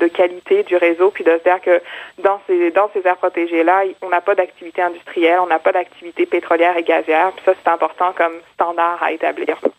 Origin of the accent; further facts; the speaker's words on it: Quebec, Canada; en tant que Québécois